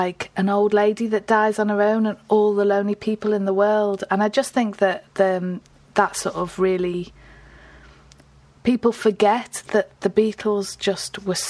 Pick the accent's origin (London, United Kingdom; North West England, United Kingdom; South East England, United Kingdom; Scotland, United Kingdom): North West England, United Kingdom; Liverpool; now in Newcastle, United Kingdom; I'm from Liverpool, even though I live in Newcastle, and I live between Chilwell and Woolton